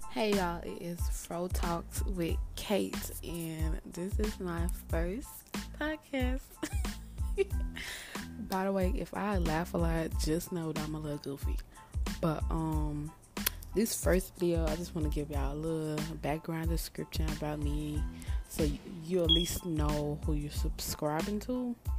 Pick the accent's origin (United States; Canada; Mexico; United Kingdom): United States; Dallas, Texas; I'm from Dallas, Texas.